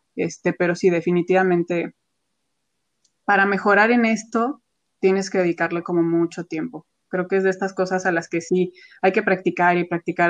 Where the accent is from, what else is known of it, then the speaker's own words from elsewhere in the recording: Mexico; como artista mexicana